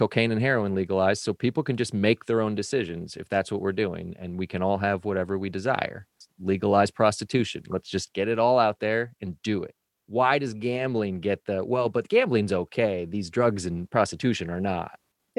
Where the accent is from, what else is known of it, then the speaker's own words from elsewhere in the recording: Detroit, Michigan, United States; what got me was the Detroit Tigers, my hometown team.